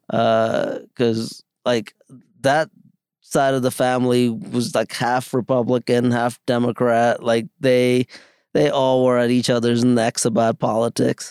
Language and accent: English; New York City, New York, United States; also born or lived in India; I grew up in the Bronx